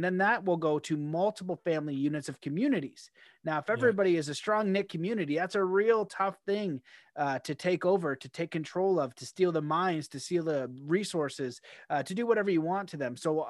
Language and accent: English; Canada; I've had like mixed feelings being a Canadian